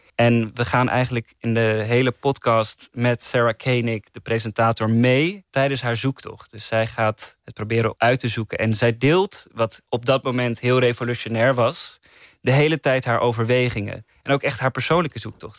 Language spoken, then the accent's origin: Dutch; Netherlands; Ik als Nederlander